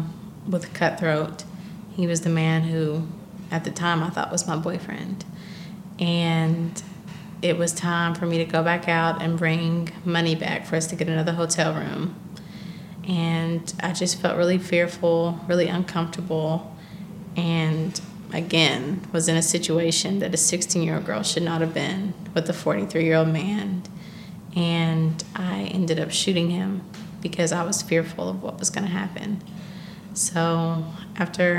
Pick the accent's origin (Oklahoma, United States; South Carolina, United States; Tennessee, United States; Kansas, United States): Tennessee, United States; Clarksville; I grew up in Clarksville, Tennessee